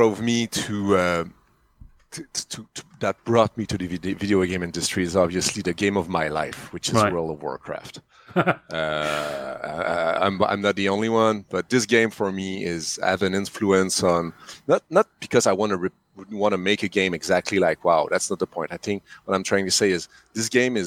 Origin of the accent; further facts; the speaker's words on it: Canada; English is a second language; I'm French Canadian, so sorry for the accent